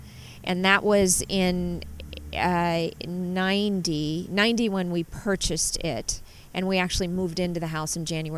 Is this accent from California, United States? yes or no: yes; Southern California, United States; moved away as an adult; also born or lived in New Orleans, Louisiana; now in Napa, United States; I was just under 5 when we moved to Southern California. Okay. So I grew up in Southern California.